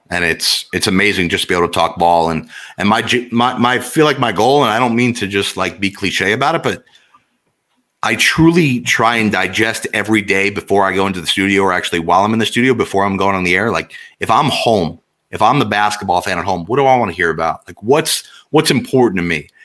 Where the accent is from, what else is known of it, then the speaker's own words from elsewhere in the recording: New Jersey, United States; growing up in North Jersey